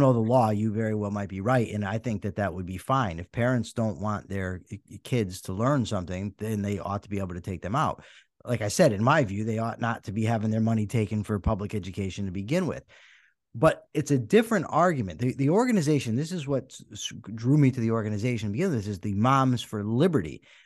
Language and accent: English; Wethersfield, Connecticut, United States; I grew up in Weathersfield, Connecticut